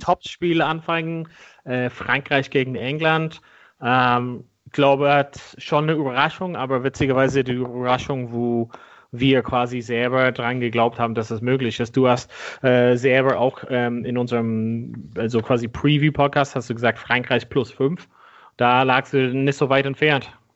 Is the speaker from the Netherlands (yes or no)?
no; Ireland; moved away; meinem Heimatland Irland